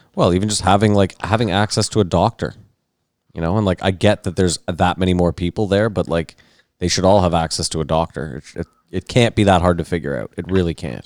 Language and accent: English; Canada; I'm Canadian